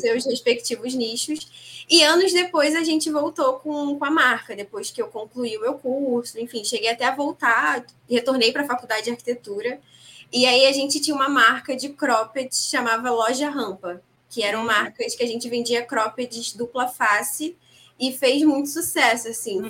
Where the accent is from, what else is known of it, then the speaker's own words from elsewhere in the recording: Rio de Janeiro, Brazil; eu falo aqui do Rio, sou carioca